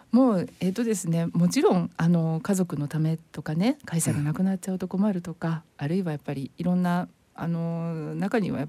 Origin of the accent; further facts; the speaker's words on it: Yokohama, Kanagawa, Japan; also born or lived in Tokyo; 父がえー、あの電話線をあのつなぐあの NTT のお仕事をしてましてでそれで転勤族で転々としていて、あのー、小学校の時に横浜に